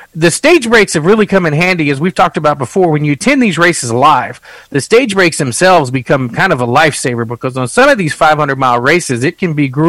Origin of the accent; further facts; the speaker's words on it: South Texas, United States; I'm from South Texas